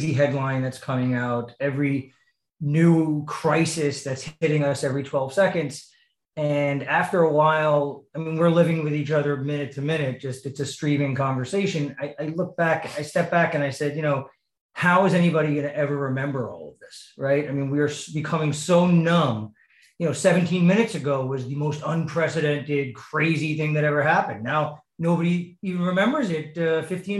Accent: New York, United States; I'm born and raised New Yorker

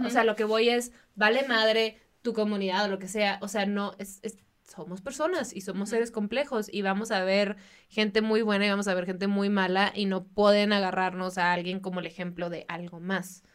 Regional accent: Baja California, Mexico; en Baja California, de donde yo soy

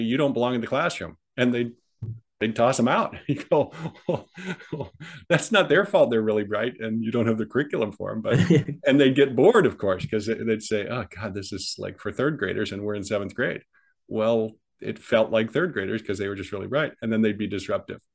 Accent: Midwest, United States; moved away as an adult; also born or lived in California; I was raised in the Midwest, and obviously, I and then I moved migrated to California at 18.

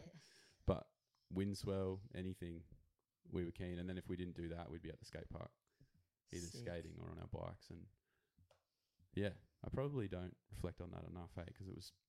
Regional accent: Chinchilla, Queensland, Australia; born there; So I'm from a couple of places. I've moved around a fair bit, but I was born in a place called Chinchilla in Western Queensland. So pretty country, like probably Yamba size, but yeah.

